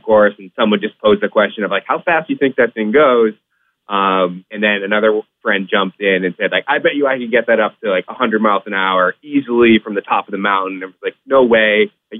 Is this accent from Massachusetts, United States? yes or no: yes; Boston, Massachusetts, United States; So I grew up in the Boston area, still live in Boston today.